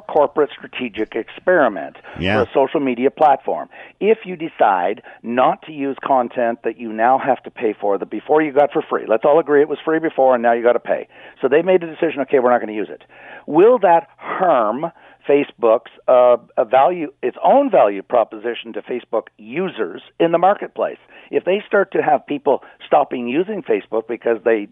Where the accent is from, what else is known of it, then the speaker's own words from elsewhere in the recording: Canada; I'm a Canadian